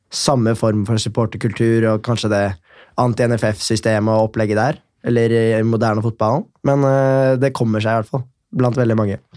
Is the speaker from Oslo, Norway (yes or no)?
yes; Oslo, Norway; Født og oppvokst på Tåsen Nordberg-området